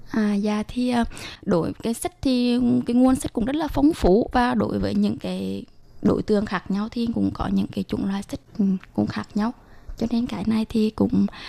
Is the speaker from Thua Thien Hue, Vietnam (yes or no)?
yes; Huế, Thua Thien Hue, Vietnam; mình cũng đến từ Huế, văn phòng Tư San tại Việt Nam